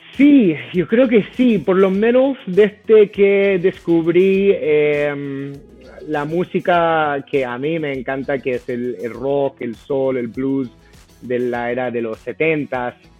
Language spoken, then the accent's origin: Spanish; United States; Spanish is a second language; moved away as an adult; also born or lived in Boston; now in Chile; Yo, a pesar de que sí soy eh, de Estados Unidos